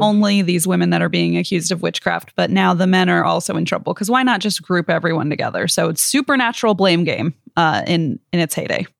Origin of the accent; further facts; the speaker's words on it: Midwest, United States; as a kid growing up in the Midwest